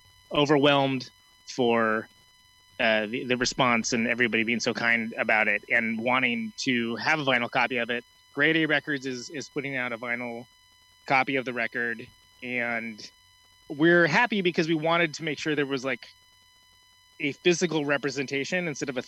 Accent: Oakland, California, United States; I am from Oakland.

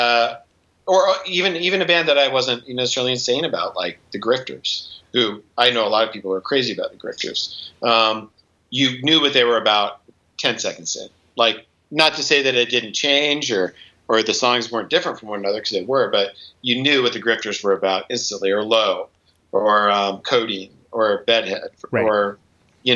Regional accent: Montana, United States; moved away; also born or lived in Seattle; we grew up in Montana

